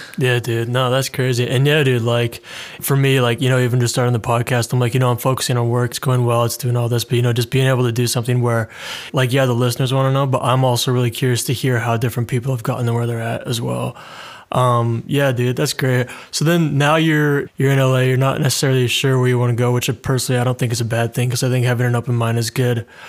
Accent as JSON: {"language": "English", "country": "Canada", "moved": "as an adult", "lives_now": "London, United Kingdom", "said": "I'm Canadian, but I moved to London in the U K"}